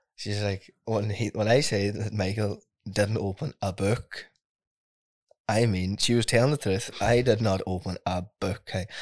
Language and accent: English; Ardara, Ulster, Ireland; I come from Ardra. It's, um, a small rural village southwest, uh, Donegal.